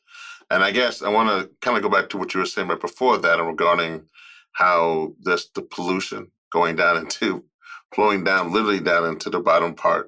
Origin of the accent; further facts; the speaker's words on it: Shreveport, Louisiana, United States; also born or lived in Monroe, Louisiana; I'm from Shreveport and Monroe and that area, but that's right there in the middle of Cancer Alley.